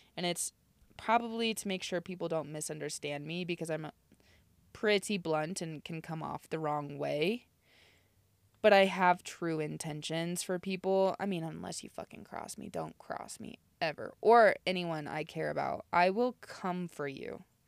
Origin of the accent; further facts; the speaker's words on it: Nebraska, United States; I'm from Nebraska